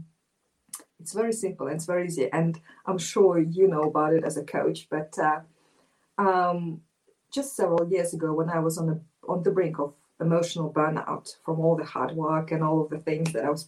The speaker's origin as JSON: {"language": "English", "region": "Moscow", "country": "Russia", "tie": "born or raised there", "said": "I was born in Moscow, Russia, and growing up as an Asian girl in Moscow"}